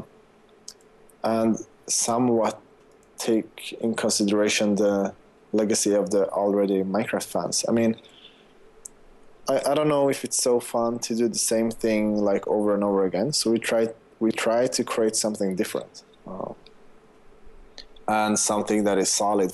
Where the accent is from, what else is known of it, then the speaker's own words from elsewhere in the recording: Sweden; I'm from Sweden.